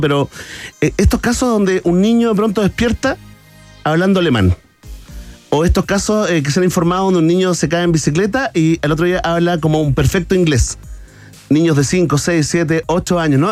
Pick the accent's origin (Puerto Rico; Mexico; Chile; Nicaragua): Chile; como decimos acá en Chile